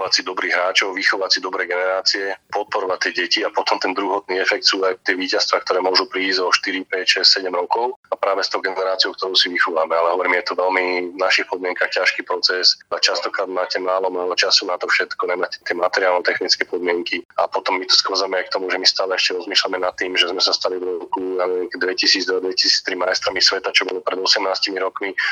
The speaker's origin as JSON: {"language": "Slovak", "country": "Slovakia", "said": "ako sme my Slováci."}